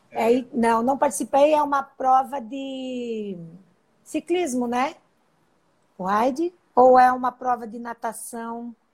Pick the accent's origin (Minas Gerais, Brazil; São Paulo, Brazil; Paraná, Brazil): Paraná, Brazil; Sou paranaense.